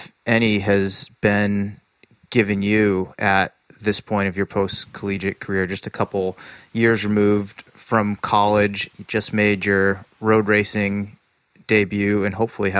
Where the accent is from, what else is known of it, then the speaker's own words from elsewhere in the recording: East Coast, United States; now in California, United States; as someone who is from the East Coast and now lives in California